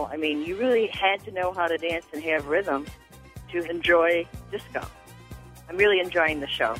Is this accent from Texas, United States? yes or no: no; Chicago, Illinois, United States; I'm from Chicago